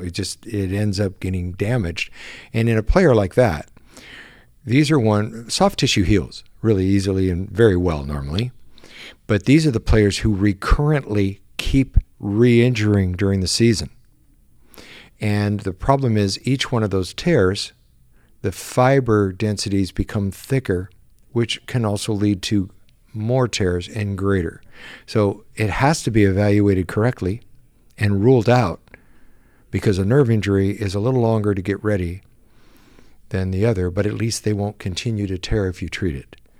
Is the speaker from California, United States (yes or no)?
yes; San Diego, California, United States; I was born and raised in San Diego